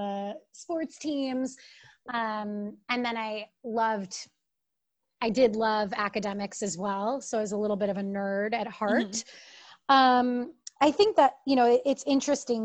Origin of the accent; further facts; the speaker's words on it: Connecticut, United States; moved away as an adult; also born or lived in New York; now in Chicago, United States; I grew up in Connecticut and my family's all from upstate New York